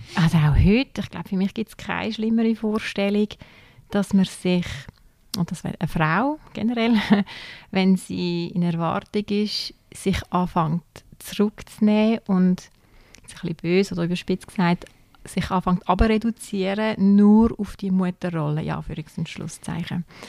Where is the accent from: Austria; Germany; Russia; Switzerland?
Switzerland; Zürcher Weinland, Zurich; moved away as an adult; now in Aargau, Switzerland; ich komme aus dem Zürcher Wieland ursprünglich und bin eigentlich ins Aargau gezogen wegen ihm